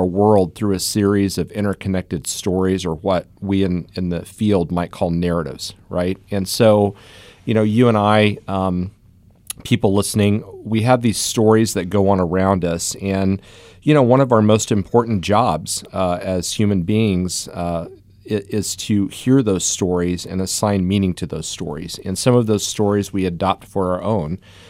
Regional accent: Kansas, United States; So, you know, when I was growing up in Southeast Kansas, the son of a railroad engineer, union guy

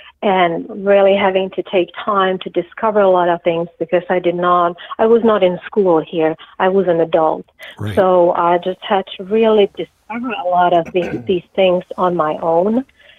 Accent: Czechia; English is a second language; now in United States; So I grew up in Czechoslovakia, and we had to do a lot of gardening because of the lack of food in the stores.

